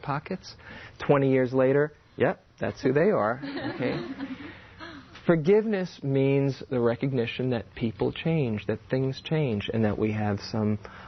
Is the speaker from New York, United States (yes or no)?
yes; New York, United States; I grew up in New York. I'm a New Yorker